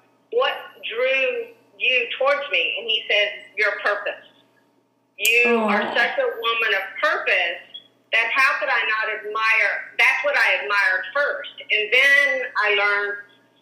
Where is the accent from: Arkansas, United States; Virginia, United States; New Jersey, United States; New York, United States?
Arkansas, United States; moved away; also born or lived in California; we both grew up in Arkansas, in small towns.